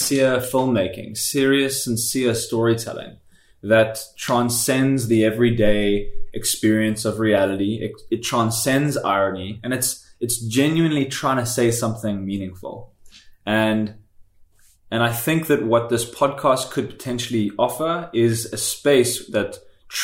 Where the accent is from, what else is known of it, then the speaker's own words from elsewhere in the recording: Cape Town, Western Cape, South Africa; moved away as an adult; now in Tokyo, Japan; I'm from Cape Town as well